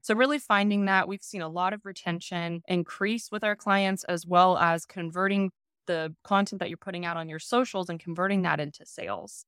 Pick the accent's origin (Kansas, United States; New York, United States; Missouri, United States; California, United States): Kansas, United States; I'm from Kansas, so my family and our family friends, we all grew up farming.